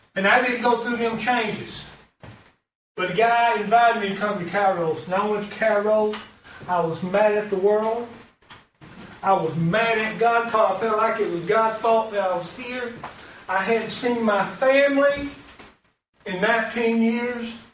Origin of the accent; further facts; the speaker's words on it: Alabama, United States; moved away as an adult; also born or lived in Virginia; I'm from Alabama